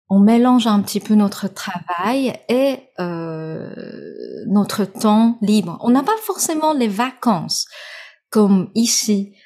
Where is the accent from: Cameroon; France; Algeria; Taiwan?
Taiwan; French is a second language; je suis née, je suis 100% taïwanaise.